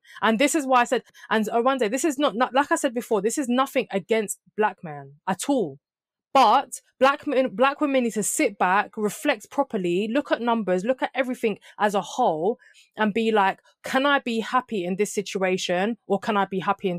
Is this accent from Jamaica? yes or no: yes; Jamaica; even I'm Jamaican, I could meet somebody that's been born in Jamaica and grown up in Jamaica. It doesn't mean we're the same culture.